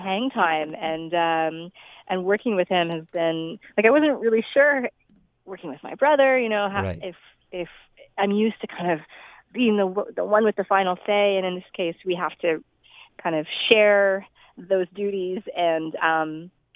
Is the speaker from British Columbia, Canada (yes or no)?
no; Toronto, Ontario, Canada; now in Vancouver, Canada; Toronto is my hometown, so it was really fun to go back